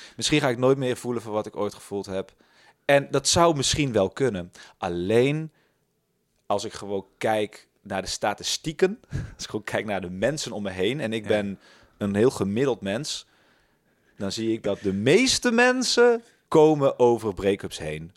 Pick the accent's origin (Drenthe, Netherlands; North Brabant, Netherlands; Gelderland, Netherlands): North Brabant, Netherlands; Tilburg; moved away; Ik ben in Tilburg opgegroeid